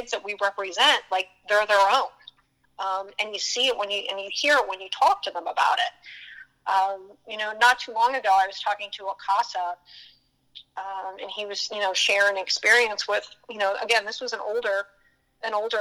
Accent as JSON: {"language": "English", "town": "Pottsville", "region": "Pennsylvania", "country": "United States", "tie": "born or raised there", "moved": "yes", "said": "I grew up in a smaller town in Pennsylvania called Pottsville"}